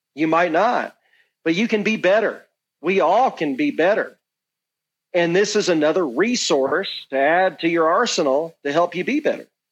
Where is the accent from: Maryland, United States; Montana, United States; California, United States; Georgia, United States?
Georgia, United States; my home state, Georgia